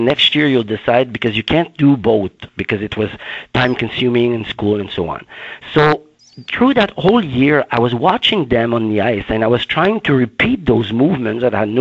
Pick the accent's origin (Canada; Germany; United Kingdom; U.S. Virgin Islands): Canada; Baie-Saint-Paul, Quebec; in my backyard, in my hometown called Baie-Saint-Paul, a very small town.